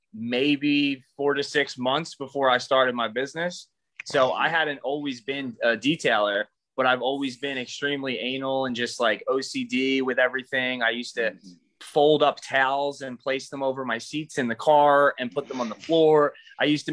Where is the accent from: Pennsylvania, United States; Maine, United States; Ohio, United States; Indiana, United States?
Pennsylvania, United States; Philadelphia; I'm from Philly